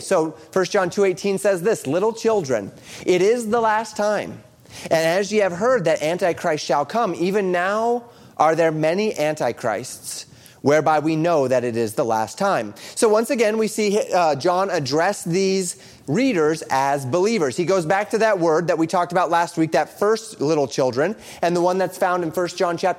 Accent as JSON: {"language": "English", "region": "Colorado", "country": "United States", "tie": "born or raised there", "said": "I grew up in Colorado"}